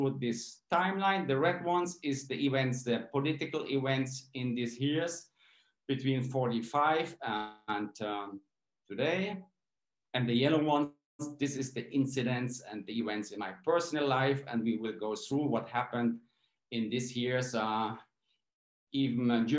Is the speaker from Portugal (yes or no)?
no; Pirna, Saxony, Germany; English is a second language; moved away as an adult; now in Peru; I was born in Pirna, it's near Dresden. And I grew up on a small village, a really small place on a farm.